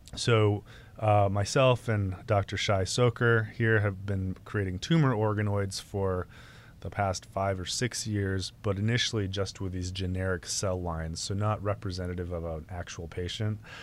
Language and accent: English; New England, United States; moved away; growing up in New England